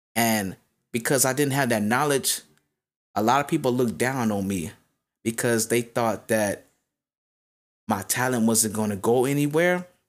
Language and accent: English; Las Vegas, Nevada, United States; I'm from Vegas